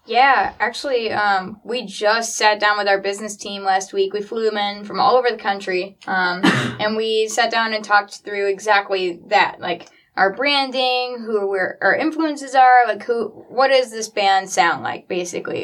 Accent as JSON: {"language": "English", "town": "Traverse City", "region": "Michigan", "country": "United States", "tie": "born or raised there", "also_born_or_lived": "Nashville, Tennessee"}